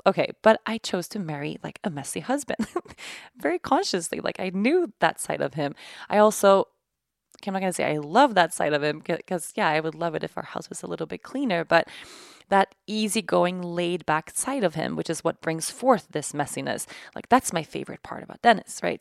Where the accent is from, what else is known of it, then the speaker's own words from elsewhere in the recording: Sweden; moved away; my home country of Sweden